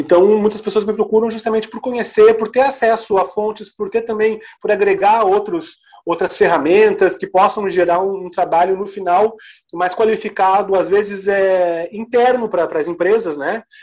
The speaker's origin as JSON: {"language": "Portuguese", "region": "Santa Catarina", "country": "Brazil", "also_born_or_lived": "Paraná / Rio Grande do Sul", "said": "E eu, como catarinense também, apesar de eu ter toda a minha família gaúcha e ter morado muito tempo no Paraná"}